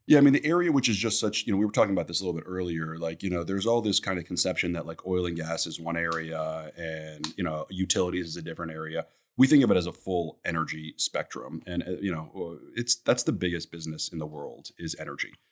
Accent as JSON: {"language": "English", "town": "New York City", "region": "New York", "country": "United States", "tie": "born or raised there", "moved": "as an adult", "lives_now": "Houston, United States", "said": "I'm born and raised in New York City."}